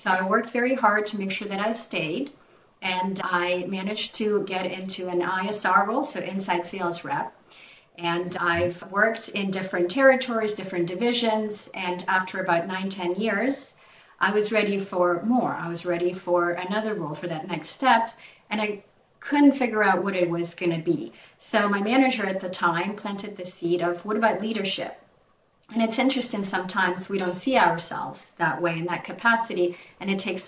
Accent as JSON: {"language": "English", "country": "Ukraine", "moved": "as an adult", "lives_now": "Canada", "said": "I moved to Canada 25 years ago, as you know, when I was 20 from Ukraine."}